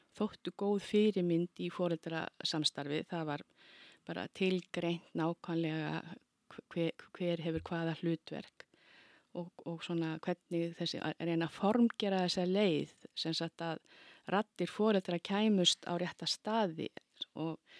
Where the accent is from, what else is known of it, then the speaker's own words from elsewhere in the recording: Keflavík, Southern Peninsula, Iceland; ég er alveg upp í Keflavík og kem ég úr mikill í íþróttafjölskyldu